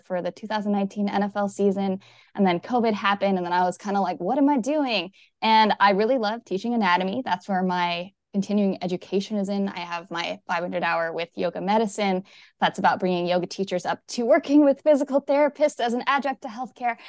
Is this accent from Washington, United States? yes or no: yes; Redmond, Washington, United States; also born or lived in Seattle; now in Kingston, United States; I was born here in the Seattle area, in Redmond